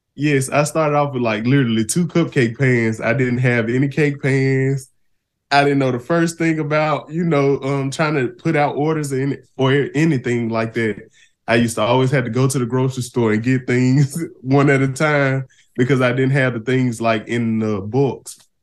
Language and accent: English; Shelby, Mississippi, United States; I'm from the Mississippi Delta. Small town called Shelby.